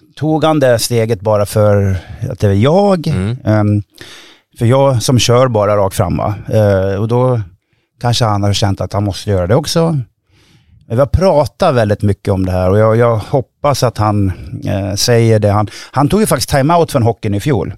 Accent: Hofors, Gävleborg County, Sweden; Jag växte upp i Hofors

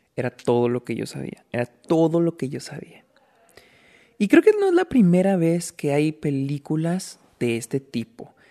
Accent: Delicias, Chihuahua, Mexico; moved away; Aquí estoy en mi casa en Delicias, donde, pues, donde yo nací. Estoy visitando a mi familia

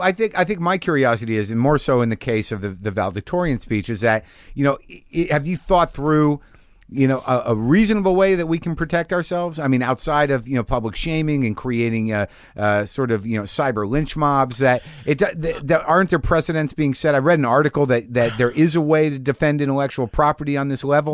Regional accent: New Mexico, United States; I grew up in it in New Mexico.

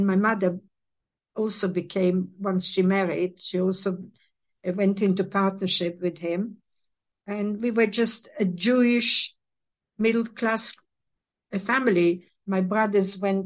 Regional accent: Western Ukraine, Ukraine; moved away; I grew up in Ukraine, in Western Ukraine, Northwest Ukraine, which was a border town

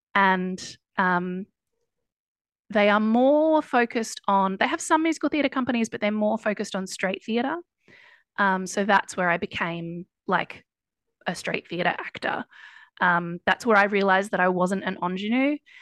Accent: Ballarat, Victoria, Australia; moved away as an adult; also born or lived in Melbourne, Australia / United States / East London, United Kingdom; now in London, United Kingdom; I grew up in Ballarat, which is a couple of hours

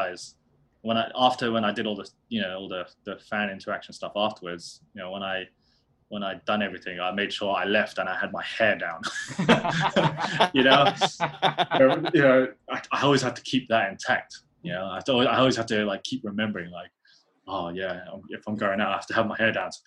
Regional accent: United Kingdom; being a British Asian, you know, well, Filipino

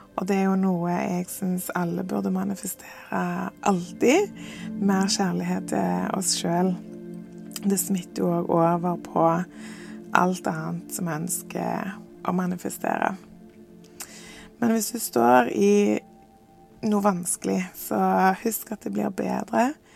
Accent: Norway; moved away as an adult; jeg tilbake til Norge og til hjembyen min

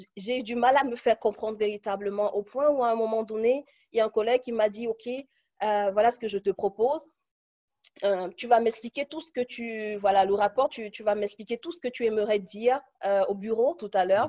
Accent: Cameroon; moved away as an adult; now in Munich, Germany; je suis originaire du Cameroun et je vis en Allemagne depuis une dizaine d'années

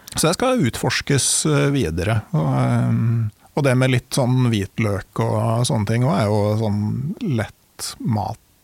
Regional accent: Gudbrandsdalen, Innlandet, Norway; jeg kommer jo fra Gudbrandsdalen

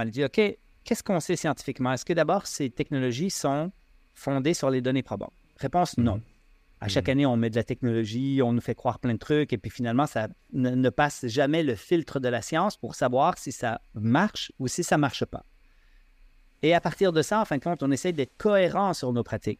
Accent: Switzerland; now in Quebec, Canada; je suis suisse, là, quand même, d'origine

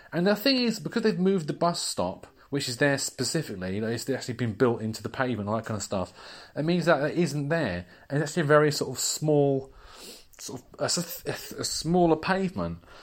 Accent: United Kingdom

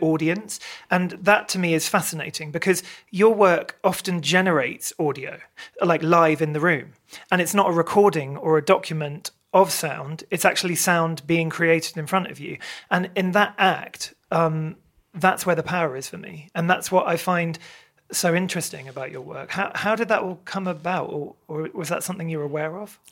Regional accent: Maidenhead, South East England, United Kingdom; grew up in Maidenhead.

